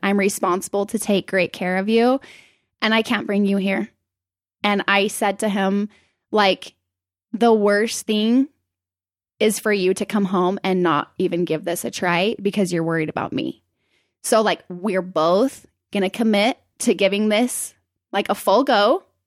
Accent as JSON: {"language": "English", "town": "Provo", "region": "Utah", "country": "United States", "tie": "born or raised there", "also_born_or_lived": "Salt Lake City, Utah / Spain", "moved": "as an adult", "said": "I lived up here in Salt Lake until about kindergarten. And then we moved down to Provo."}